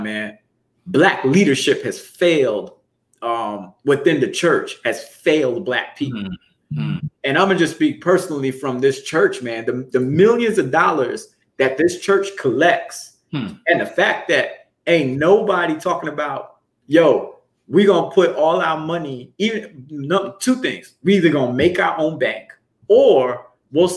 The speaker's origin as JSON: {"language": "English", "town": "New York City", "region": "New York", "country": "United States", "tie": "born or raised there", "said": "growing up in Brooklyn, so I'm very familiar with the Jewish community"}